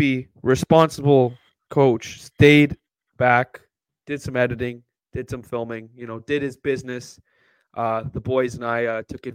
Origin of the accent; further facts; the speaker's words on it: Canada; being Canadian